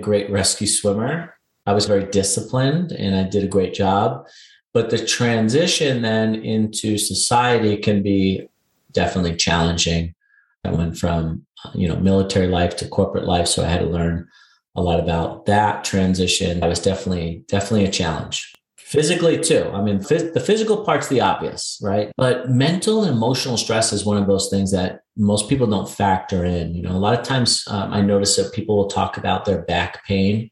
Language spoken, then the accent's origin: English; New York City, New York, United States; moved away as an adult; I'm a New York City native. I was born and raised in Queens and just grew up in that environment.